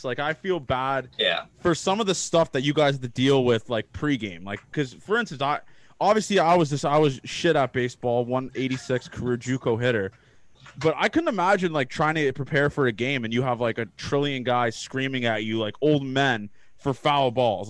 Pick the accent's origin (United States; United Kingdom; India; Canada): Canada; close to Toronto, Ontario; I'm from Canada, I'm from close to Toronto